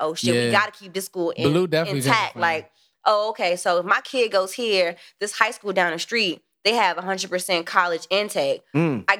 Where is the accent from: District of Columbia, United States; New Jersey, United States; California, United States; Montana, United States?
District of Columbia, United States; Washington; I'm from Northwest.